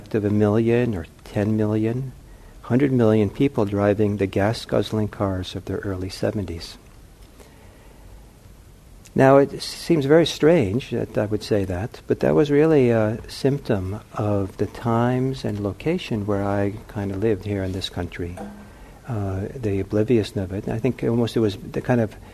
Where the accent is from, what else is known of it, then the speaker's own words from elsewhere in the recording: Los Angeles, California, United States; I grew up in Los Angeles